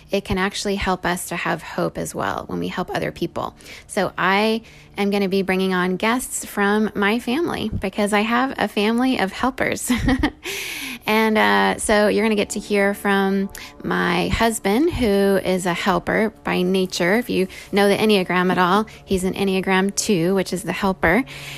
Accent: Venezuela; also born or lived in Indonesia / Singapore; I grew up in Venezuela to parents who left the US to go make a difference in the world and raised me to do so too.

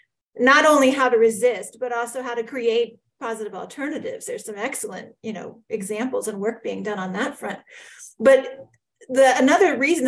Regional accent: United States; I don't use the term American to refer to myself. I say people of the United States, or I'm from the United States

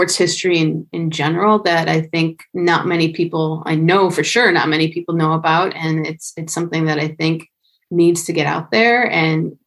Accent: Buffalo, New York, United States; born and raised in Buffalo

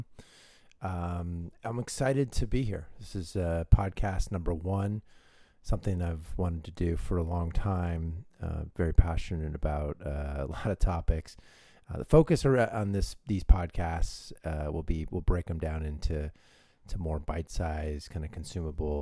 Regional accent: San Francisco Bay Area, California, United States; we're both from the Bay Area

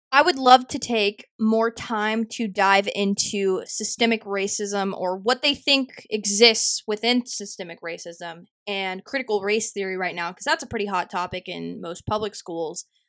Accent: Mansfield, Texas, United States; my hometown in Mansfield, Texas

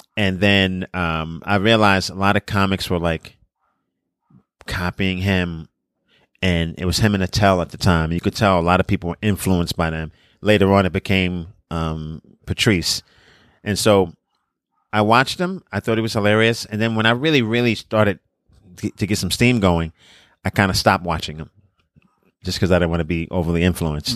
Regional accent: New York City, New York, United States; also born or lived in Brownsville, Brooklyn; I'm from Brooklyn, I'm from Coney Island

